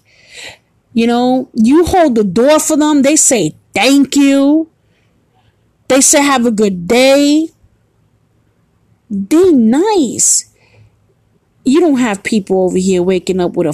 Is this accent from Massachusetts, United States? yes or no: no; New York City, New York, United States; now in Florida, United States; I'm from New York. Born and raised.